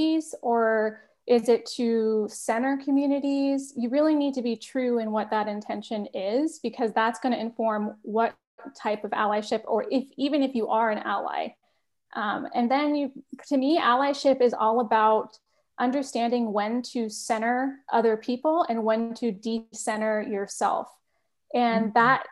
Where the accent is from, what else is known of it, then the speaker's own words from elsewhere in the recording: Bay Area, California, United States; also born or lived in Massachusetts; I'm originally from the Bay Area